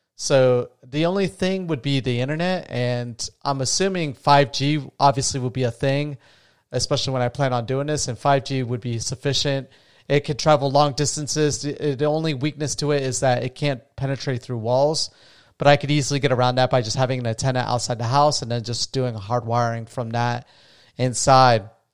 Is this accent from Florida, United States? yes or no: yes; New Smyrna Beach, Florida, United States; I'm from, uh, New Smyrna Beach, Florida